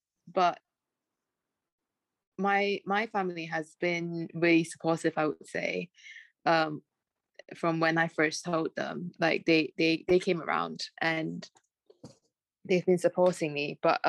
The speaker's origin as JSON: {"language": "English", "country": "Malaysia", "second_language": "English", "lives_now": "United Kingdom", "said": "And I'm like, no, I'm Malaysian. Even Malaysians sometimes tell me that."}